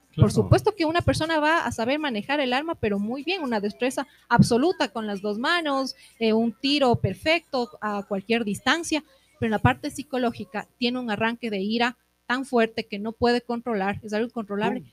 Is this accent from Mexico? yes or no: no; Ecuador; somos todos ecuatorianos, estamos dentro de un país